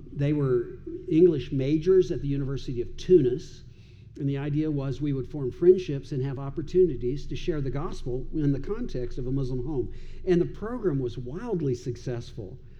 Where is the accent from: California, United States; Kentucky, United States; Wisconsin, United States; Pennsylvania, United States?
Kentucky, United States; Owensboro; also born or lived in Dubai / Iraq; now in Louisville, United States; I grew up in Owensboro, not far from here